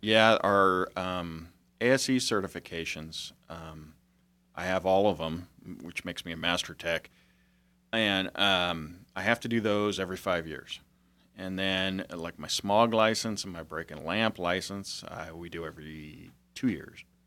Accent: Chico, California, United States; also born or lived in Europe; I grew up in Chico except for my two years in Europe

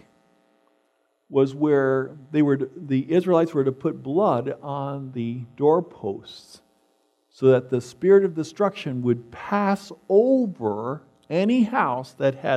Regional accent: East Coast, United States; moved away; where I grew up in the East Coast

